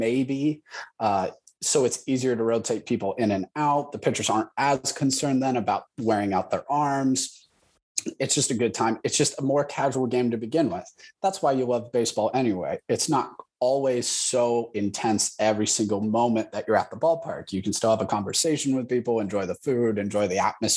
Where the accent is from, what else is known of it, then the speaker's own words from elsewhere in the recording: Columbus, Ohio, United States; I'm from Columbus, Ohio. That means I'm a Buckeye.